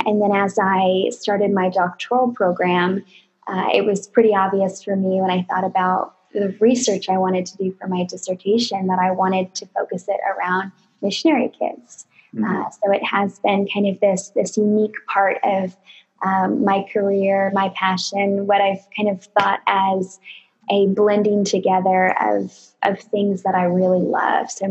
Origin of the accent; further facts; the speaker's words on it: California, United States; I am originally from California